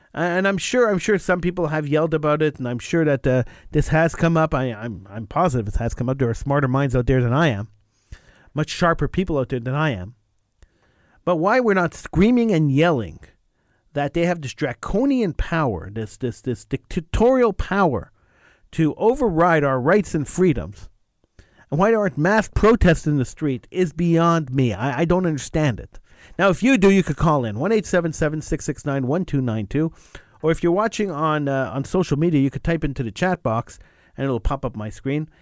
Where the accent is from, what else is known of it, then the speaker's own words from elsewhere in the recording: Quebec, Canada; I'm an English-speaking Quebecer